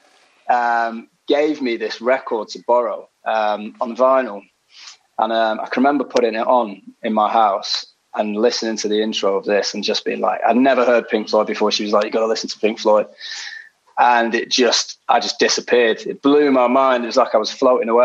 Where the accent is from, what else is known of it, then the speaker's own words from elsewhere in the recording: Manchester, North West England, United Kingdom; moved away as an adult; also born or lived in London; now in Hampshire, United Kingdom; I'm from Manchester, but I've not lived in Manchester for about 7 or 8 years now